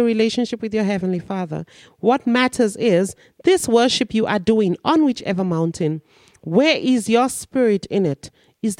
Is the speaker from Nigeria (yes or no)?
yes; Nigeria; now in South Africa; I'm a Nigerian and I'm in South Africa.